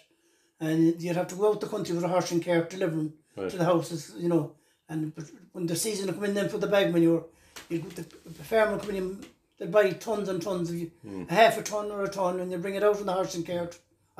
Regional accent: Castlerea, Connacht, Ireland; I was born here in Barrack Street, Castlerea, in this house

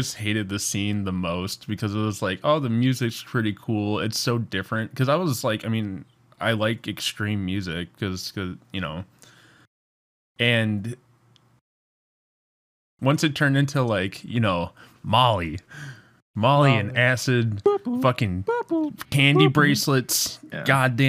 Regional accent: Midwest, United States; you can tell we're from the Midwest.

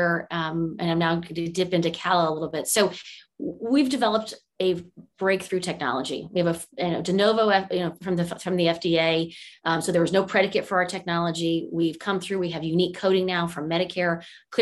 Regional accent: California, United States; also born or lived in Monterey, California / Washington, District of Columbia, United States; I was born and raised here in California, which is, I'm fairly one of the rare natives to the state

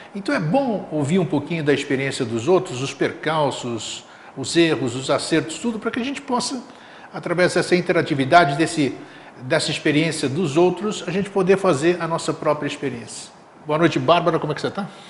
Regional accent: Greece; also born or lived in São Paulo, Brazil; now in Florianópolis, Brazil; para a Grécia, para minha terra natal

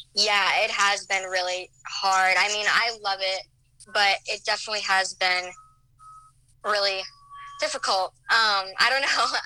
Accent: Omaha, Nebraska, United States; now in Chicago, United States; I'm originally from Nebraska. I'm from the Omaha area.

